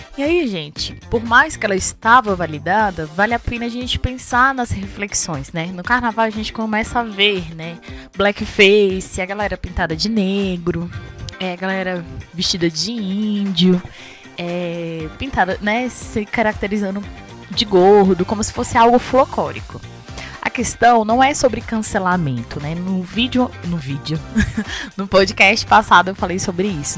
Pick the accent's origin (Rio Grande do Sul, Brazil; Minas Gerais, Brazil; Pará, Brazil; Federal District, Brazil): Federal District, Brazil; Ceilândia; E eu nasci na Ceilândia, eu lembro que eu morei minha vida quase tudo na Ceilândia